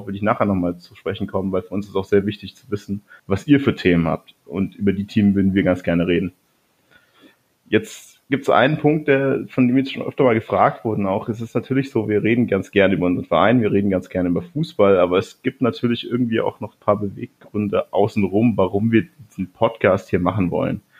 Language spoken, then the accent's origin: German; Ingolstadt, Bavaria, Germany; ich komme aus Ingolstadt. Auch wenn man es nicht ganz so hört, aber ich, mir wird immer oft vorgeworfen, dass ich recht Hochdeutsch rede, auch dafür, dass ich aus Ingolstadt komme.